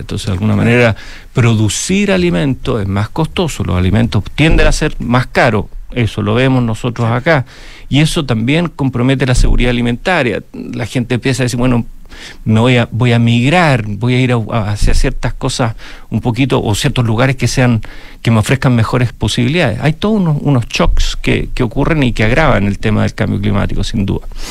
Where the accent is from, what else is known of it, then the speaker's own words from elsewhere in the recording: Chile; nosotros como chilenos